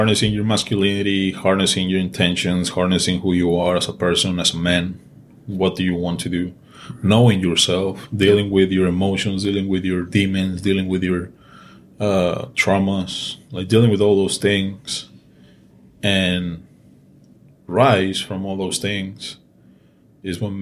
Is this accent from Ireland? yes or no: no; Mexico; English is a second language; moved away; I'm Mexican and English is my second language